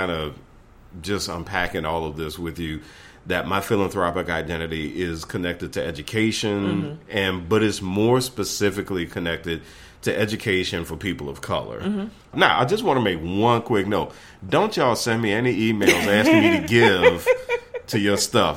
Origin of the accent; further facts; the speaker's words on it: New Orleans, Louisiana, United States; I'm from New Orleans